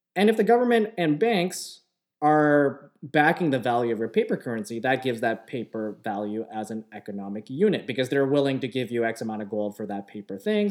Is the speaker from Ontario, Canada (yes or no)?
yes; Markham, Ontario, Canada; I grew up in Markham